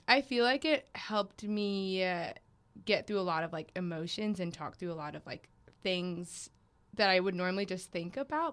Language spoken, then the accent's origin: English; Raleigh, North Carolina, United States; my hometown that I identify with is Raleigh, North Carolina